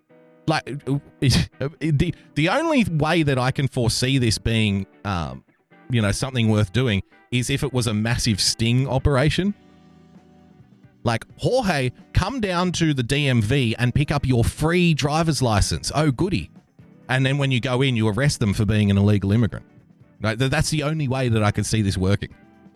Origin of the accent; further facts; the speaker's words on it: Australia; I'm an Australian